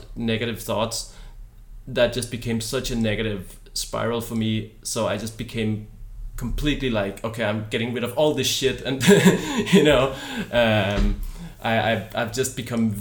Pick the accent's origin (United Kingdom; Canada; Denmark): Denmark; moved away as an adult; also born or lived in Viborg, Denmark; now in Copenhagen, Denmark; I'm from Jutland